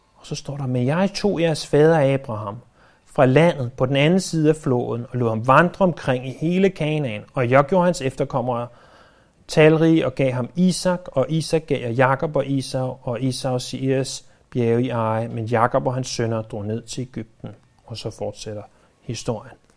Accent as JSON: {"language": "Danish", "country": "Denmark", "said": "vi er født i Danmark"}